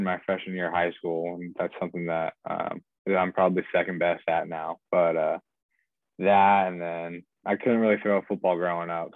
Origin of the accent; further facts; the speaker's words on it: San Luis Obispo, California, United States; I'm from San Luis Obispo, which is where Cal Poly is